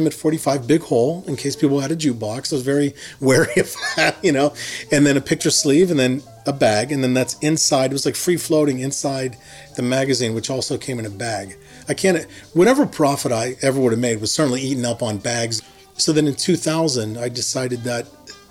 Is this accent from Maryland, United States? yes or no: no; Harmony, Pennsylvania, United States; moved away as an adult; also born or lived in Pittsburgh, Pennsylvania; now in Oakland, United States; I'm from Hermony, Pennsylvania. I lived there for the first 18 years of my life.